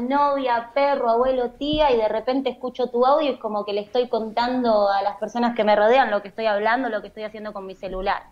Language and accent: Spanish; Argentina; moved away as an adult; also born or lived in Corrientes (family); now in Netherlands; Holanda es un país complejo para un argentino que emigra